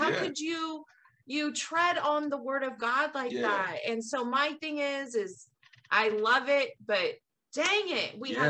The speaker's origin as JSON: {"language": "English", "region": "California", "country": "United States", "tie": "born or raised there", "said": "Like, where I grew up in the Bay Area"}